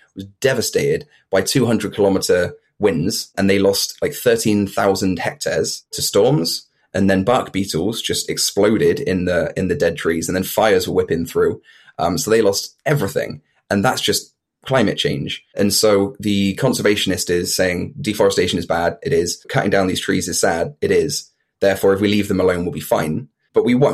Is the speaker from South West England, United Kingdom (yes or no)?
yes; Bristol, South West England, United Kingdom; I'm from East Bristol